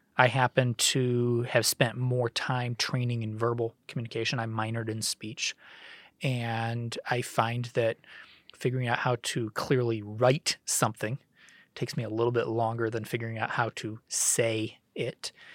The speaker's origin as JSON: {"language": "English", "town": "Cleveland", "region": "Ohio", "country": "United States", "tie": "born or raised there", "said": "growing up in Cleveland in the nineties"}